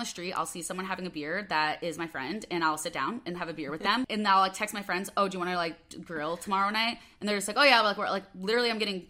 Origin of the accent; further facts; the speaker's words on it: Chicago, Illinois, United States; accent: Midwest; moved away as an adult; also born or lived in Los Angeles, United States; I'd always say, like, oh, I'm from Chicago. And then people would be like, oh, like, where? And then you'd have to, like, narrow it down. I'd be like, Northwest suburbs.